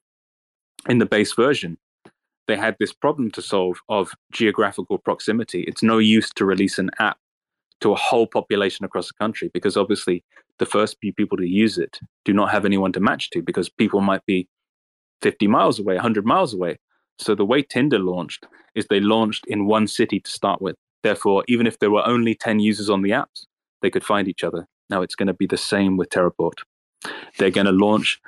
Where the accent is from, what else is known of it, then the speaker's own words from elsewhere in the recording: United Kingdom; as a British man